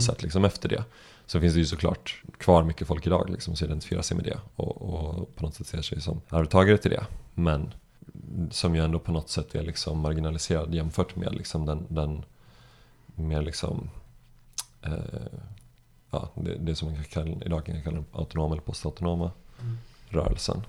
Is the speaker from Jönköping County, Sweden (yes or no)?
yes; Jönköping, Jönköping County, Sweden; now in Stockholm, Sweden; jag växte upp i Jönköping